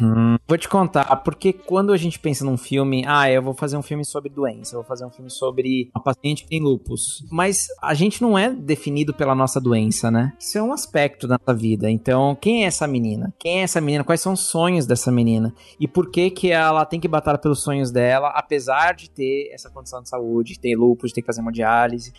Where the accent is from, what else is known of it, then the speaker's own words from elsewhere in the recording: Mairiporã, São Paulo, Brazil; Eu não sou da capital, né? Eu sou de Mariporã, que é uma cidadezinha próxima